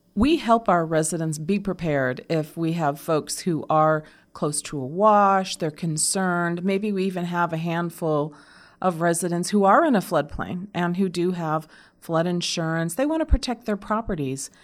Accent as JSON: {"language": "English", "region": "Arizona", "country": "United States", "tie": "born or raised there", "said": "I grew up here in Arizona"}